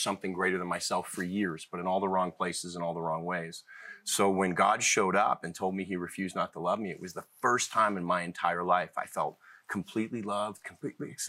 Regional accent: Cleveland, Ohio, United States; also born or lived in Boston; I was born in Boston, but was mostly raised in Cleveland and have lived all over.

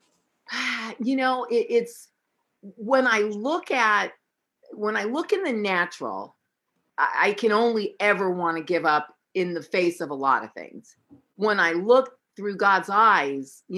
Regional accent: San Francisco, California, United States; I was born in San Francisco

